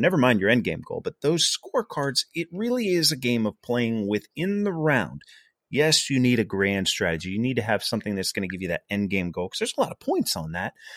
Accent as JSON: {"language": "English", "town": "Pittsburgh", "region": "Pennsylvania", "country": "United States", "said": "we're from the Pittsburgh area"}